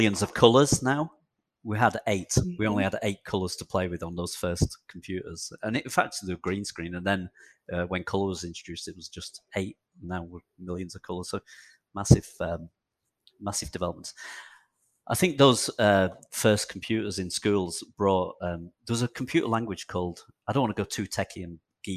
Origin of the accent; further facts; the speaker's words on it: Chorley, North West England, United Kingdom; also born or lived in Kirkham; So I grew up in not far from you, I guess, northwest England, in near a place called Manchester, actually in a town called Chorley, which is north of Manchester in England.